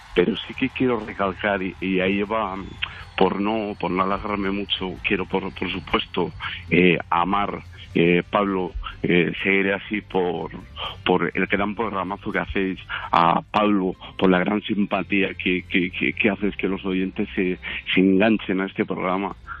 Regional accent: León, Castile and León, Spain; yo soy de León

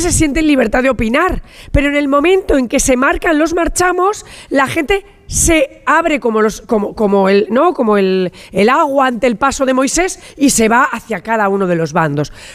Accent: La Rioja, Spain; soy riojana y como riojana, en esta Santa Rioja eh, eh, me he pasado toda mi infancia en las comidas familiares

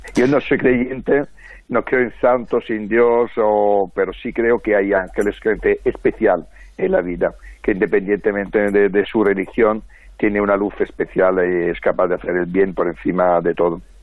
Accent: Francavilla, Italy; now in Madrid, Spain; en el pueblo de Francavilla, de donde soy yo

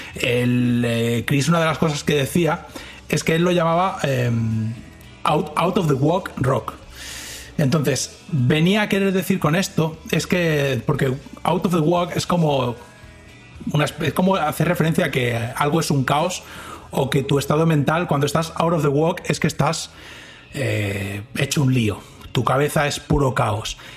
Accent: Spain; accent: Castilian; now in Dallas, United States; tengo un acento muy particular porque ellos no están acostumbrados tampoco al acento a Castilian, como ellos dicen.

